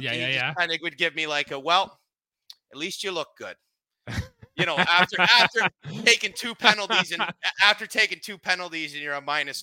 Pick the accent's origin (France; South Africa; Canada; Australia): Canada; I'm a proud Canadian.